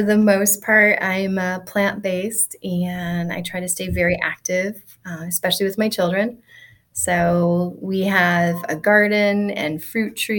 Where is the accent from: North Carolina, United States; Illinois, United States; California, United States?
Illinois, United States; outside Rockford, Northern; I grew up in Northern Illinois, in a small farming community outside of Rockford, Illinois